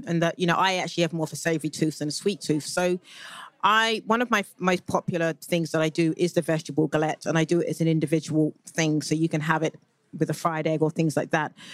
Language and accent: English; United Kingdom; moved away; as a Brit living, watching from the outside